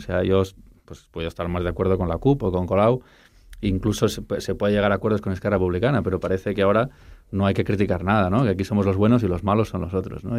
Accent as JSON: {"language": "Spanish", "region": "Catalonia", "country": "Spain", "said": "me siento catalán, canto en catalán"}